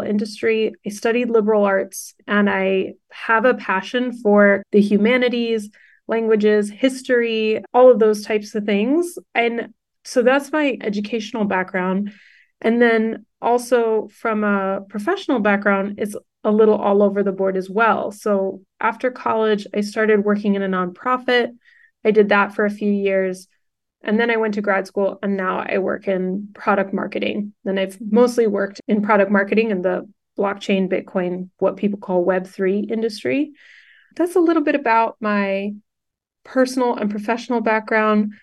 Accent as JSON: {"language": "English", "town": "Houston", "region": "Texas", "country": "United States", "tie": "born or raised there", "also_born_or_lived": "California / New York", "said": "We grew up in Houston, Texas"}